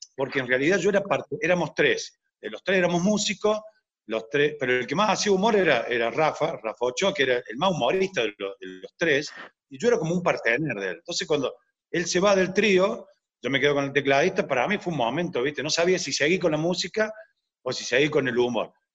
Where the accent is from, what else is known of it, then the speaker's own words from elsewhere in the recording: Córdoba, Argentina; yo soy cordobés